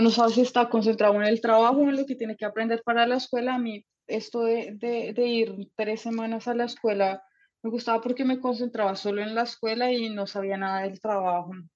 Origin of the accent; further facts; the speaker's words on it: Bogotá, Colombia; moved away as an adult; now in Germany; Me preguntan qué de dónde soy por el acento y yo sí, sí, soy colombiana